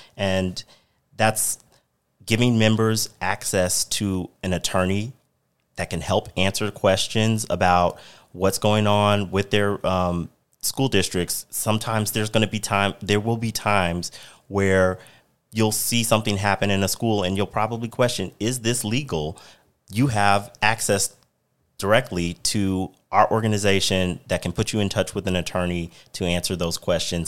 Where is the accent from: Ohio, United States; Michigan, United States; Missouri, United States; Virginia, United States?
Missouri, United States; now in Arizona, United States; I'm originally from Missouri, and, you know, the topics affecting education in my home state